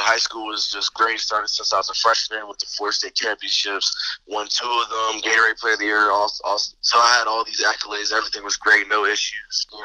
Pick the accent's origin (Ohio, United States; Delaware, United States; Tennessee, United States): Delaware, United States; me being born and raised in Delaware, Delaware is the second smallest state, so it's not very big